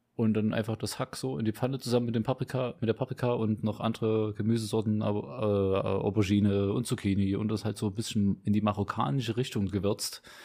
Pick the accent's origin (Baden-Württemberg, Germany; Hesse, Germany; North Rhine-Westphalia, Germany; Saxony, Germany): Saxony, Germany; Leipzig; Südvorstadt war das, ja, genau Südvorstadt. Und da war ich, äh, boah, ich weiß nicht, bis ich so zwölf war